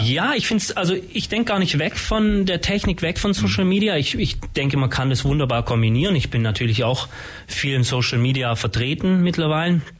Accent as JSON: {"language": "German", "town": "Ulm", "region": "Baden-Württemberg", "country": "Germany", "tie": "born or raised there", "said": "Ich bin in Ulm geboren, habe jetzt lange, 30 Jahre fast in Ulm gewohnt und gearbeitet"}